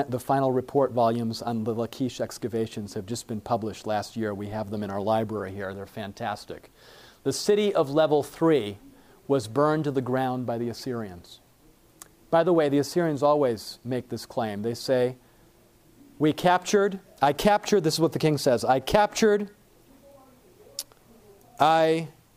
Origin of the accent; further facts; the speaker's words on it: Michigan, United States; moved away; I grew up in Michigan, up in the north where we have snow.